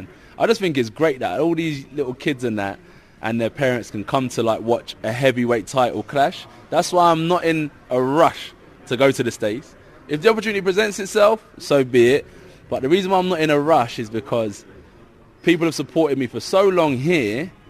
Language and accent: English; Watford, East of England, United Kingdom; people that I grew up with in Watford